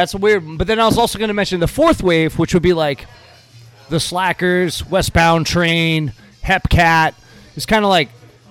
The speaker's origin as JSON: {"language": "English", "region": "Massachusetts", "country": "United States", "said": "I'm from Massachusetts"}